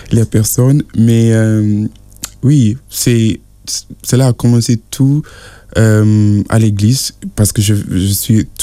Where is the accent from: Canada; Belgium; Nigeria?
Nigeria; parce que je suis de, de Nigeria, je, je, vis avec ma grand-mère.